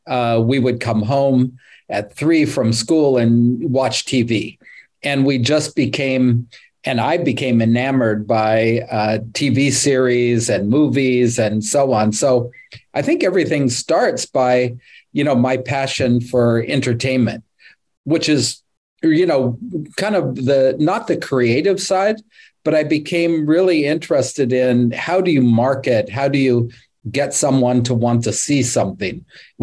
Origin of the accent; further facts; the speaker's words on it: California, United States; I'm from Northern California.